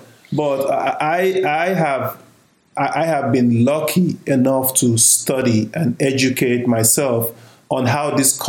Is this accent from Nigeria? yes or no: yes; Nigeria; now in United States; I'm from Nigeria.